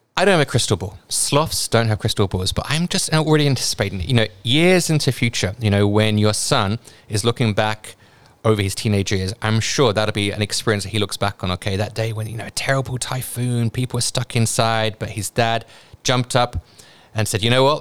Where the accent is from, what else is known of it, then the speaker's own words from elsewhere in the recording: United Kingdom; accent: British; now in Hong Kong; my British accent